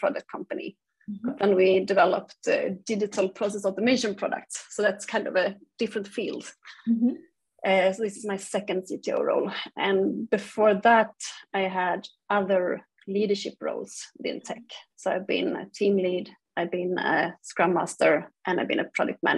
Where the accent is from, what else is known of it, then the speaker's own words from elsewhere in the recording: Umeå, Västerbotten County, Sweden; now in Gothenburg, Sweden; Originally, I'm from Umeå, which is quite high up in the north of Sweden